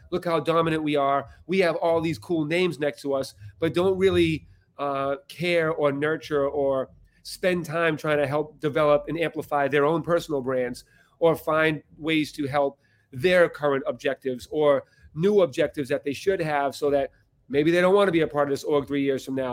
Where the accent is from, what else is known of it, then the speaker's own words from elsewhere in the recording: Boston, Massachusetts, United States; I'm from Boston